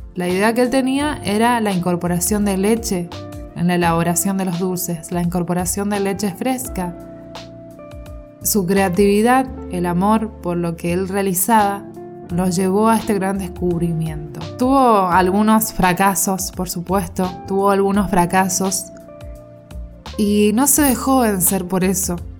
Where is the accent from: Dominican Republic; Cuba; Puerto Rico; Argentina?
Argentina; soy argentina